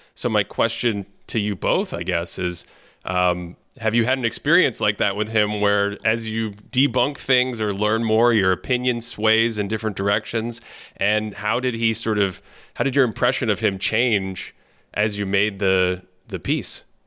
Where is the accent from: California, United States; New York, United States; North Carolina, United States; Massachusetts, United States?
Massachusetts, United States; Boston; I grew up in Boston